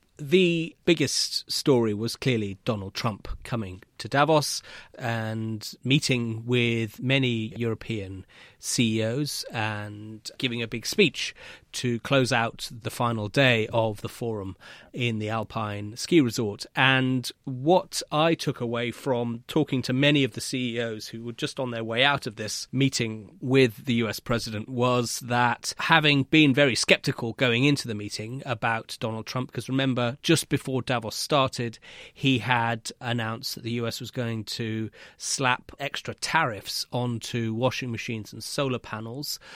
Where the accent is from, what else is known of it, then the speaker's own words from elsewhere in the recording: United Kingdom; as a Brit